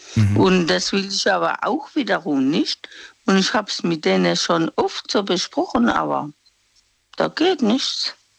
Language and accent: German; Mannheim, Baden-Württemberg, Germany; Ich bin aus Mannheim